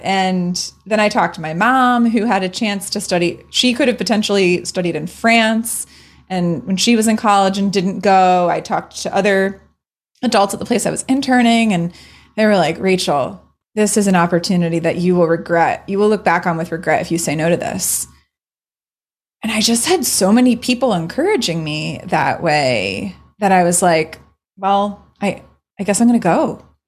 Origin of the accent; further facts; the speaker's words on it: Maryland, United States; growing up in Maryland